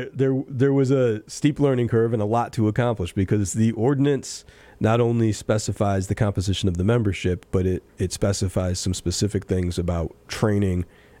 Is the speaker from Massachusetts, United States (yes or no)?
yes; Pittsfield, Massachusetts, United States; As a lifelong Pittsfield resident, on behalf of my hometown